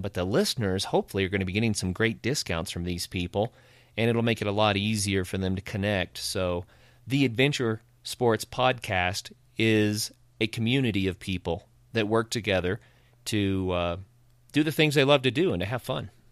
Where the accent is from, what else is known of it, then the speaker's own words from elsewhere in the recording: Ozark Mountains, northeastern Oklahoma, United States; now in Colorado, United States; I grew up in the Ozark Mountains in northeastern Oklahoma and grew up on a farm